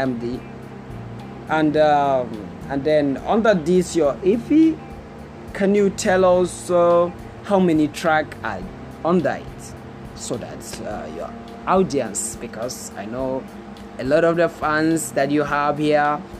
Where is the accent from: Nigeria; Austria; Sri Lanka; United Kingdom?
Nigeria; Northern Nigeria; now in India; I come from Northern Nigeria. I come from Northern Nigeria.